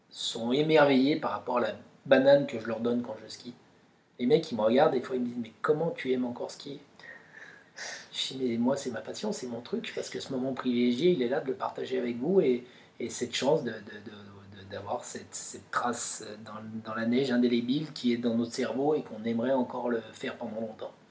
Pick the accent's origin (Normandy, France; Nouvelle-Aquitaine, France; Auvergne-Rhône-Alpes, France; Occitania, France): Auvergne-Rhône-Alpes, France; Pralognan-la-Vanoise; mes itinéraires euh, chez moi à Pralognan, euh, dans la poudreuse ou peu importe